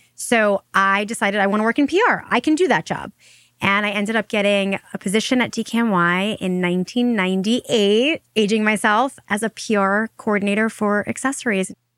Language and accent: English; Long Island, New York, United States; we grew up in Long Island, and she would drive me probably twice a week to see a doctor in the city